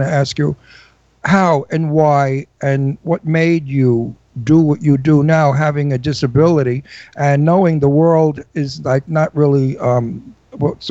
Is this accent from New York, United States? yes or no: yes; New York City, New York, United States; accent: Brooklyn; moved away; I'm from Brooklyn.